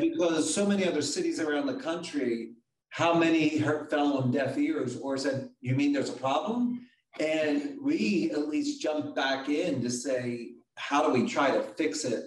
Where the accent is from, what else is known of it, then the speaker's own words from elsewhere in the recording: Philadelphia, Pennsylvania, United States; I'm from Philly. My mom was a single mom raising two